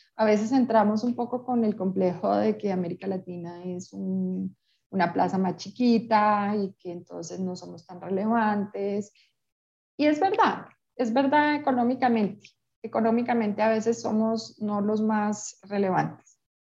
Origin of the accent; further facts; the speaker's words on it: Peru; now in Colombia; yo crecí en Perú y tengo amigas peruanas